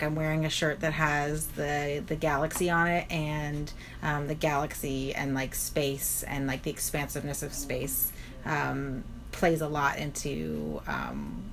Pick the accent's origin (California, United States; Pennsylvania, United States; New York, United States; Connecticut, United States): New York, United States; New York City; I'm super New York. Yes, I'm very New York.